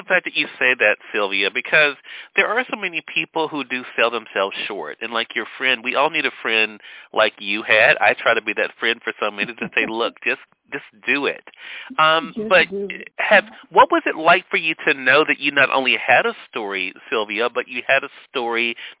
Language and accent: English; Mississippi, United States; we're glad to be able to have you on our radio side, too, in my home state here in Mississippi, as well as online.